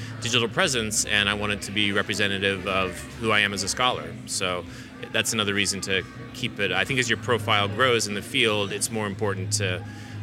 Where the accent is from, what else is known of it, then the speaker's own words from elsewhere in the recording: Southwest Kansas, United States; moved away; also born or lived in Philadelphia / Auckland; I grew up in Southwest Kansas.